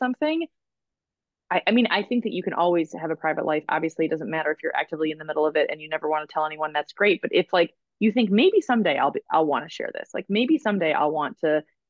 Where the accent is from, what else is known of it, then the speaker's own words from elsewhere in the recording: Michigan, United States; when I was growing up in Michigan, I was part of this neighborhood